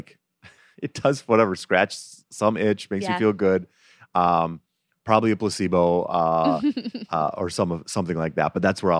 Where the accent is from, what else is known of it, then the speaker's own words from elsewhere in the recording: Holland, Michigan, United States; moved away; she used to come to my town once a year at a thing called Holland Festival. It's a festival we have in our small town.